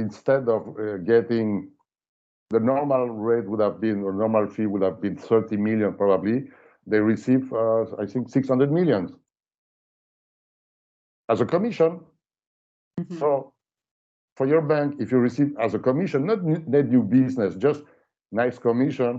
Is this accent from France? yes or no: yes; France; accent: French; English is a second language; my horrible French accent